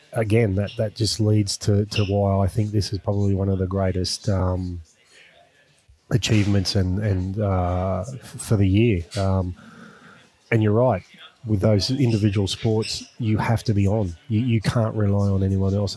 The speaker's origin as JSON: {"language": "English", "country": "Australia", "said": "being an Australian"}